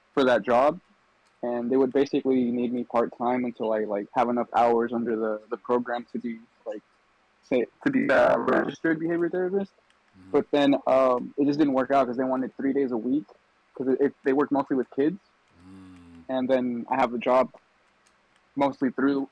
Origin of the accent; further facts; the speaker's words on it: Arlington, Texas, United States; now in California, United States; where I grew up in Texas was really nice